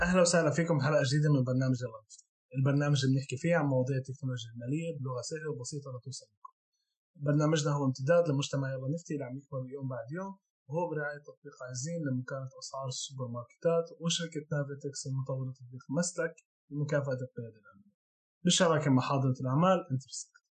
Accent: Palestine; عندنا بفلسطين

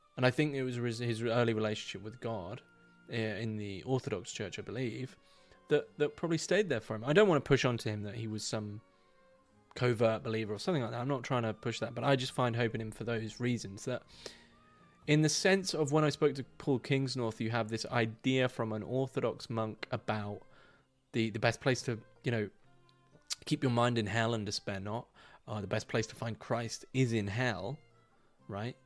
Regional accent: United Kingdom; I'm not a Northman. I'm, I'm from the South, my fellow man. I'm from the South

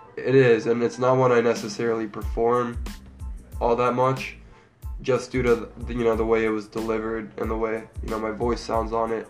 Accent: Maryland, United States; now in Columbus, United States; I'm from Maryland originally

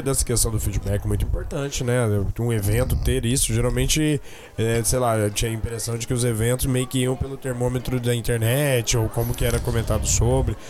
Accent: Campo Grande, Mato Grosso do Sul, Brazil; a gente é de Campo Grande, Mato Grosso do Sul.

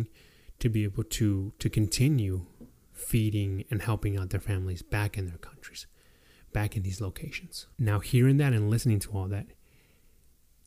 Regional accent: Mexico; now in United States; giving up my nationality as a Mexican to be able to attain my nationality as an American citizen

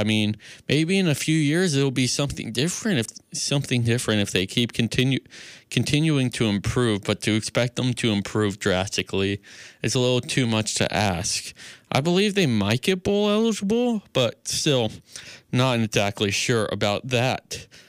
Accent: San Jose, California, United States; my hometown San Jose State Spartans

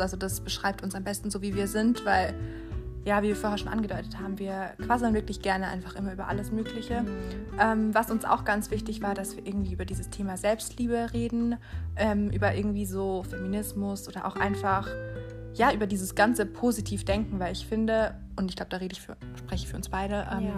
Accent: Haltingen, Baden-Württemberg, Germany; moved away as an adult; now in Mannheim, Germany; ich komme aus, eigentlich aus Haltingen in der Nähe von, von Lörrach oder Weil am Rhein

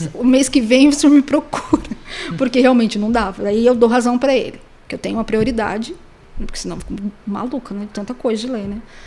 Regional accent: Pindamonhangaba, São Paulo, Brazil; Mas eu sou de Pindamonhangaba, inclusive a única detetive de Pindamonhangaba

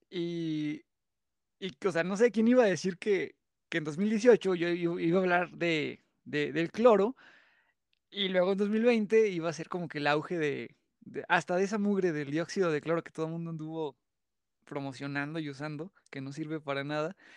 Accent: San Luis Potosí, Mexico; yo soy de San Luis Potosí

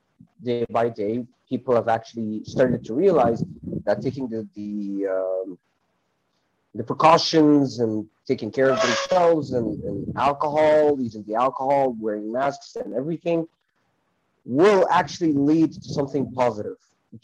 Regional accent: Cairo, Cairo Governorate, Egypt; moved away as an adult; now in Hurghada, Egypt; I am from Cairo, Egypt, but currently I work in a city called Hurghada.

